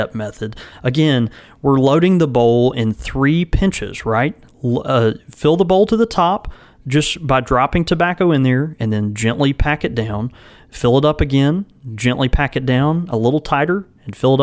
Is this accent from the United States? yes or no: yes; the South, United States; we grew up in the South